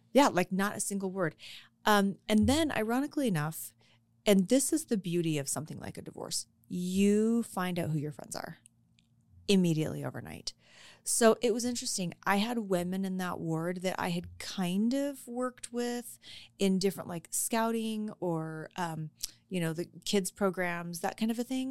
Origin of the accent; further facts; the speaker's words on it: Colorado, United States; I was born and raised in Colorado, and I've never known anything else